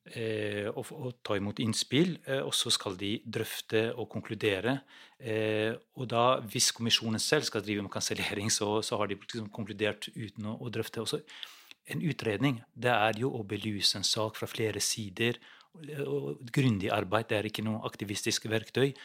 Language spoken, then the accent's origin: Norwegian; Kosovo; now in Norway; Jeg kommer selv fra Kosovo